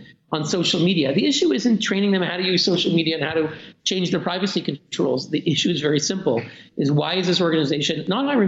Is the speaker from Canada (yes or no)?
yes; Canada; I'm Canadian.